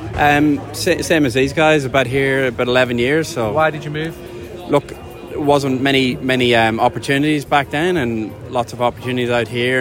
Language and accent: English; County Cavan, Ulster, Ireland; moved away as an adult; now in Perth, Australia; I come from County Cavan.